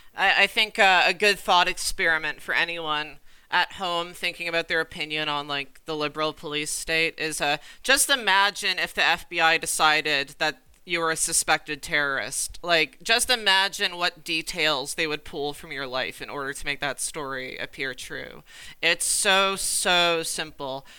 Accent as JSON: {"language": "English", "country": "Canada", "said": "I'm Canadian"}